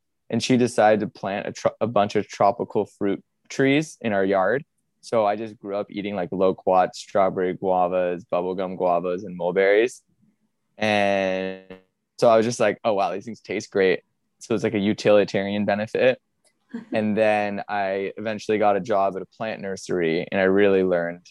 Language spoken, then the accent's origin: English; San Diego, California, United States; I grew up in San Diego, California